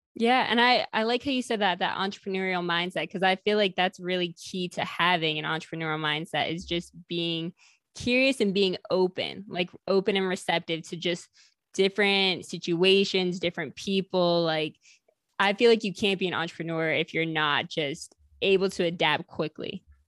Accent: the North, United States; I grew up in the North

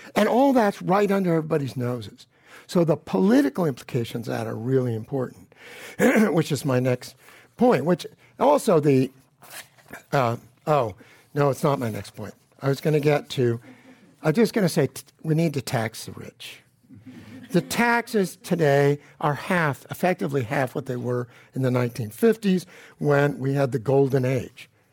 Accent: Palo Alto, California, United States; I grew up in Palo Alto, the Gilded Ghetto

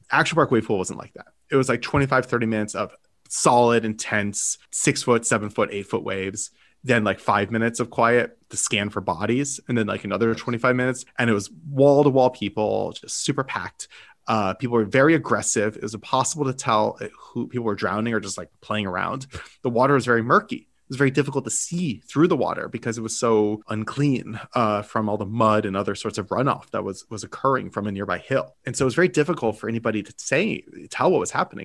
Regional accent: United States; I am an American

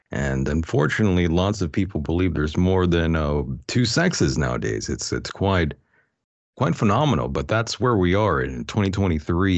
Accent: El Centro, California, United States; a local D J in El Centro, California, where, um, that's my hometown

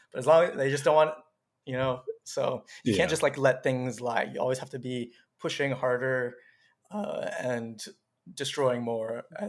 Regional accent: South Florida, United States; And so it wasn't too bad in South Florida. I was, people would often like mistake me for like a Hispanic person, Latin A person.

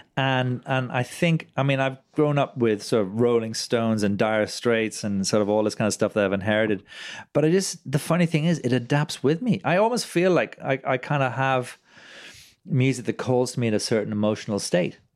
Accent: Ireland; I'm a proud Irishman

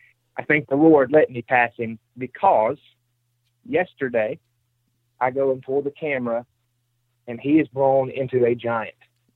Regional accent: Mississippi, United States; I'm from Mississippi, so anything over 150 is huge.

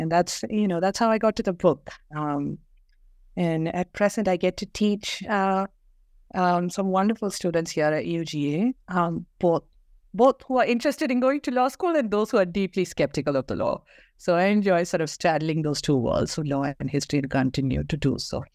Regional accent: Kerala, India; moved away as an adult; also born or lived in Bangalore; I grew up in Kerala, um, went to school there, um, and moved, um, to Bangalore

